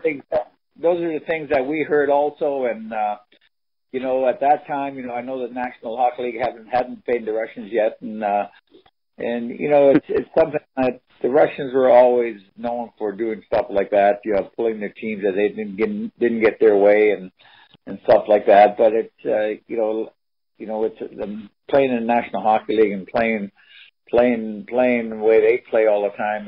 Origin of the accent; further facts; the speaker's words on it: Cherry Hill, New Jersey, United States; everybody that we grew up together in Cherry Hill